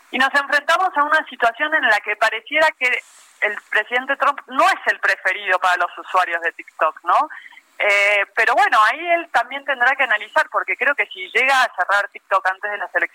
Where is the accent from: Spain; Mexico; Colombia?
Mexico; nosotros que somos mexicanos